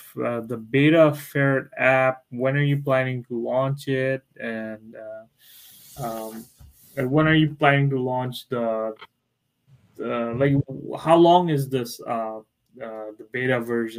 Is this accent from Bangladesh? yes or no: yes; Bangladesh; I'm actually from Bangladesh, and it's a country beside India